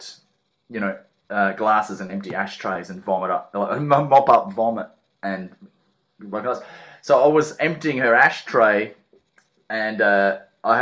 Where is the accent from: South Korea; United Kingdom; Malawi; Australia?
Australia; Perth, Western Australia; moved away as an adult; also born or lived in Adelaide / Melbourne; now in Ireland; I was born in Adelaide, grew up in Perth